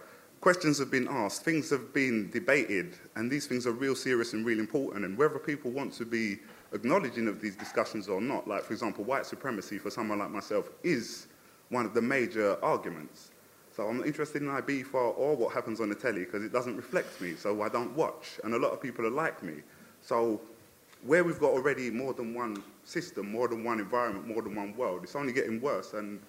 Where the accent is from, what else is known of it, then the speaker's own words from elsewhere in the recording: Jamaica; Because I'm Jamaican